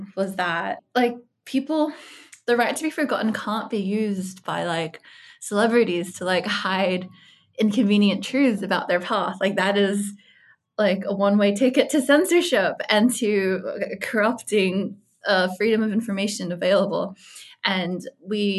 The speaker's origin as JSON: {"language": "English", "country": "Australia", "also_born_or_lived": "United States", "said": "I'm Australian."}